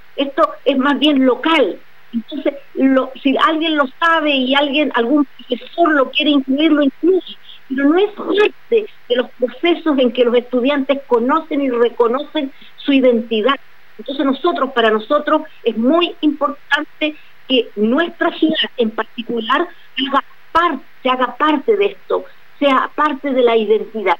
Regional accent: Chile; also born or lived in Arica; nosotros en Chile

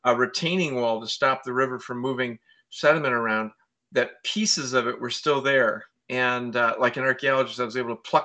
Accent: Naperville, Illinois, United States; I have fond memories of Naperville growing up on Eagle Street

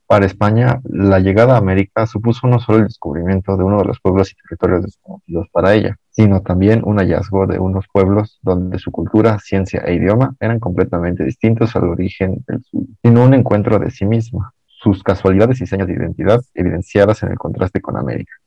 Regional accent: Mexico City, Mexico; soy originario de la Ciudad de México

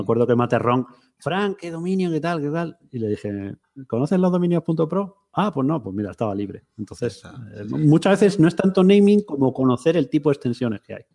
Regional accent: Madrid, Community of Madrid, Spain; moved away as an adult; also born or lived in Seville; yo vivía en Sevilla, soy de Madrid, pero tiramos bastantes años en Sevilla

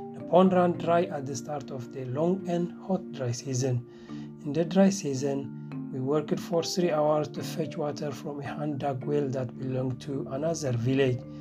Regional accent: Eritrea; moved away as an adult; now in Göttingen, Germany; I come from Eritrea

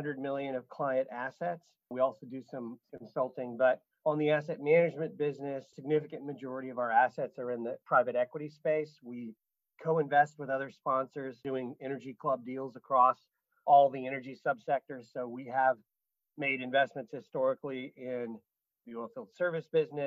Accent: Missouri, United States; I was born and raised in a small town in Missouri. So I'm a Midwest guy

